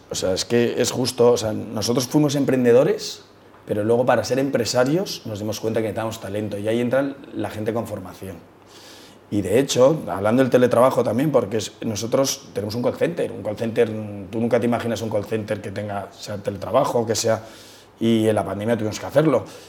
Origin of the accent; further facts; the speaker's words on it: Madrid, Community of Madrid, Spain; todo el mundo se piensa que somos de fuera, pero somos madrileños